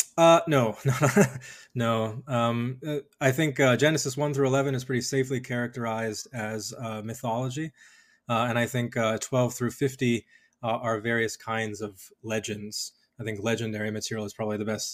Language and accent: English; Colorado Springs, Colorado, United States; I did most of my growing up in Colorado Springs, Colorado